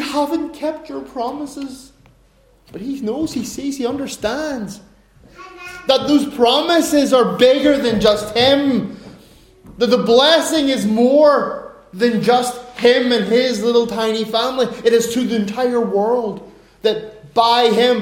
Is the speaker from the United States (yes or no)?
no; Ireland; I'm an Irishman